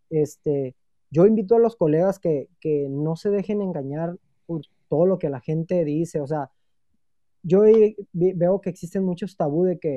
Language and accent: Spanish; Mexico; Necesitamos como empresa y yo como mexicano